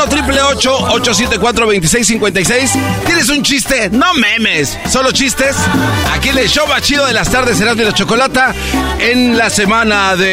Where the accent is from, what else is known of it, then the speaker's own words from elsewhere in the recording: Córdoba, Veracruz, Mexico; now in Monterrey, Mexico; Yo soy de Veracruz, pero vivo en Monterrey. ¿De qué parte de Veracruz? de Córdoba.